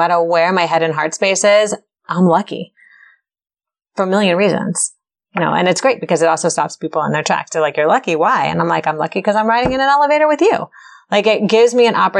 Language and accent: English; Chevy Chase, Maryland, United States; I grew up in Chevy Chase, Maryland